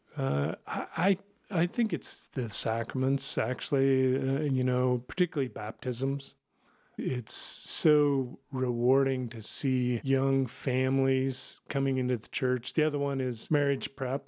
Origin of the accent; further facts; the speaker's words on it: Kansas, United States; moved away as an adult; now in Rapid City, South Dakota, United States; I was originally from Kansas, joined the military, uh, right out of college